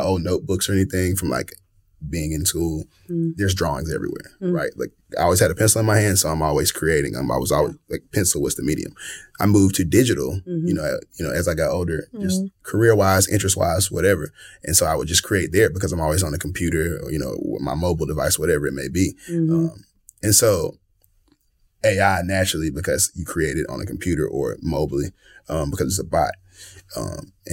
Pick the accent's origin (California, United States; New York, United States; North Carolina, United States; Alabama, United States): Alabama, United States; Tuscaloosa; moved away as an adult; now in Birmingham, United States; I'm from Tuscaloosa, mm-hmm, Tuscaloosa, Alabama, T-Town